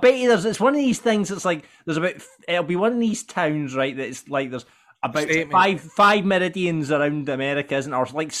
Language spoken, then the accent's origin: English; Falkirk, Scotland, United Kingdom; Falkirk, Stirlingshire.